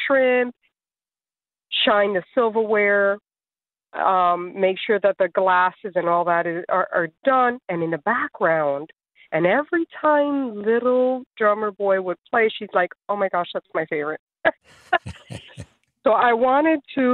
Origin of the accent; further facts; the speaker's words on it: South Florida, United States; I grew up pretty much in South Florida.